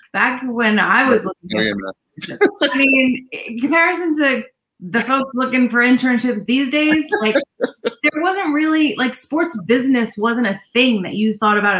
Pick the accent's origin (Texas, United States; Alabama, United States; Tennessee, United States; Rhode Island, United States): Rhode Island, United States; moved away as an adult; also born or lived in New York; I grew up in Rhode Island, little Rhodey.